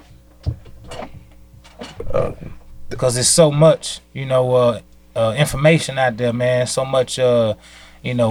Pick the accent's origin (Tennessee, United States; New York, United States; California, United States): Tennessee, United States; Chattanooga; Born and raised in Chattanooga, Tennessee